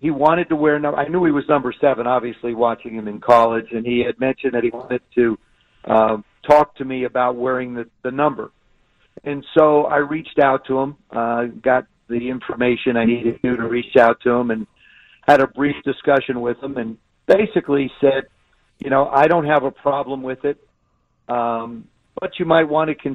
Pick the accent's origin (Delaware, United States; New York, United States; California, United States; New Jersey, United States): New Jersey, United States; South River; moved away; I grew up in South River, and it's right in Middlesex County